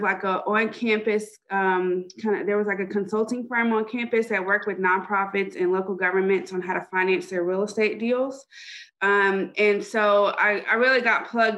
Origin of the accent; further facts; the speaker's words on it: Dallas, Texas, United States; moved away as an adult; also born or lived in Chapel Hill, North Carolina; I am from Dallas, Texas. Left for a ton of school